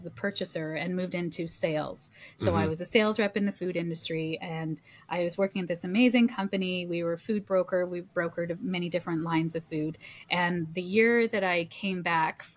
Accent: Toronto, Ontario, Canada; I'm first generation Canadian. And my parents are, my mom's from Malaysia and my dad's from India. And so coming here and being first generation Canadian, I was born in Toronto

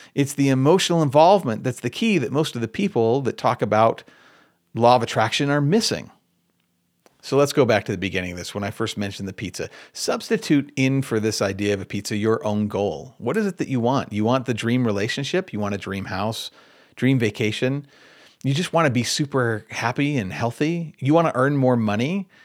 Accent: Michigan, United States; I'm from Michigan.

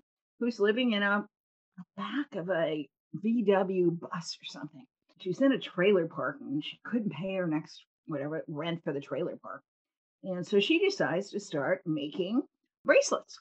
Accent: Cleveland, Ohio, United States; I was a little girl growing up in Cleveland.

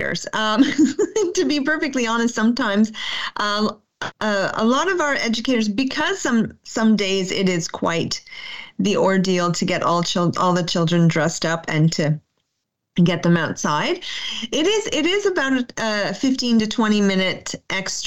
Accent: Canada; as a Canadian educator, we're really about forest schools

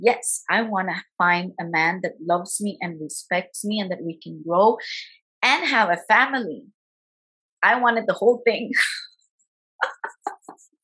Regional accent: Guatemala; I am from Guatemala

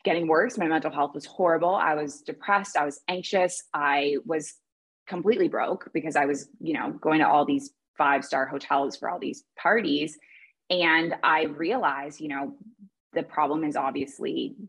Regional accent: Toronto, Ontario, Canada; moved away as an adult; also born or lived in Kuwait; I grew up in Toronto

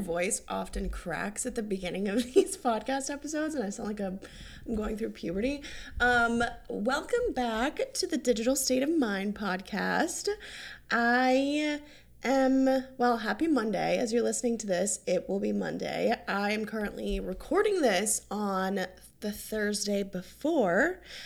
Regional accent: North Carolina, United States; now in Hilton Head, United States; I'm from North Carolina

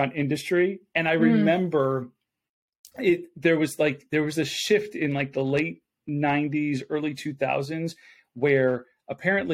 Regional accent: Buffalo, New York, United States; moved away; I'm originally from Buffalo, New York. So in Western New York

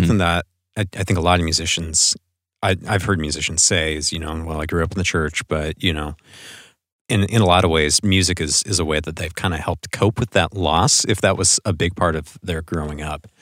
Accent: Portland, Oregon, United States; here in the local Portland music scene, which is my hometown

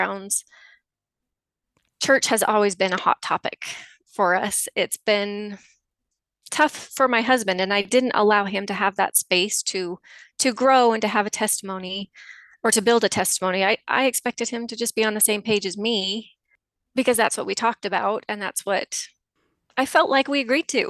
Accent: just south of Salt Lake, Utah, United States; I grew up in Utah, just south of Salt Lake

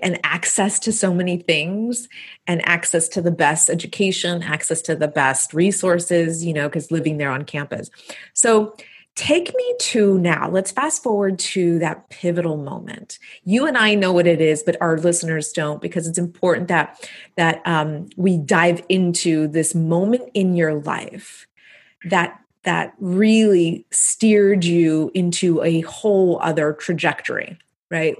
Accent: Texas-Mexico border, United States; raised on the Texas Mexican border

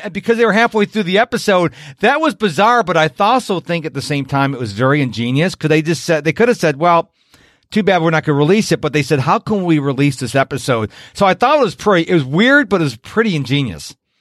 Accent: Rochester, New York, United States; moved away; my hometown of Rochester, New York

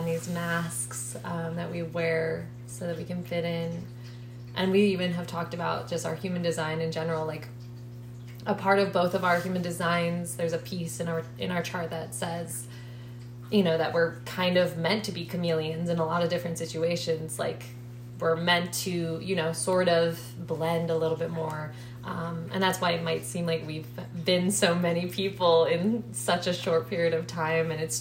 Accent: Maryland, United States; moved away; we're both from Maryland

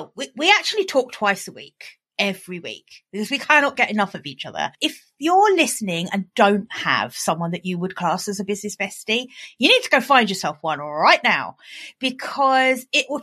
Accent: United Kingdom; accent: British; my British accent

